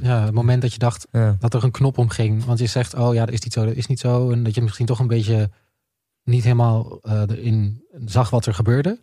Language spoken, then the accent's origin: Dutch; Twente, Overijssel, Netherlands; moved away; in Twente noemen, waar ik vandaan kom?